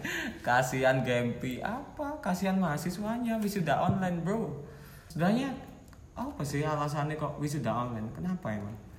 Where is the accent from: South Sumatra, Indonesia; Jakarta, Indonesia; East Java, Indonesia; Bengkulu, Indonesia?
East Java, Indonesia; Batu; Kalau aku itu dari Batu, asalnya